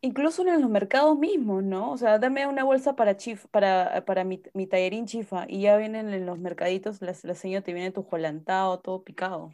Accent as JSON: {"language": "Spanish", "country": "Peru", "said": "como peruana"}